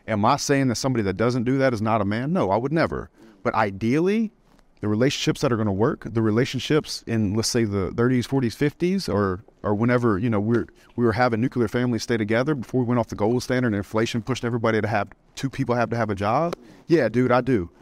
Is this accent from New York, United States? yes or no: no; South Louisiana, United States; I grew up in the South, South Louisiana, it was a Bible Belt